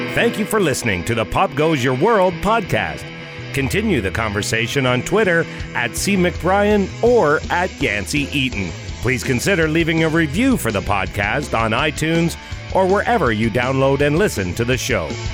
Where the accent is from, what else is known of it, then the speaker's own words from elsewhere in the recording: Canada; I'm Canadian. So hockey's big for us